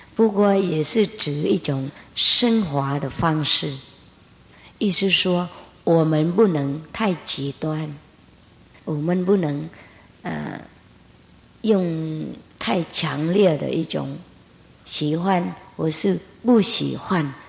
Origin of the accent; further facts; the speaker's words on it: Vietnam; 我们越南人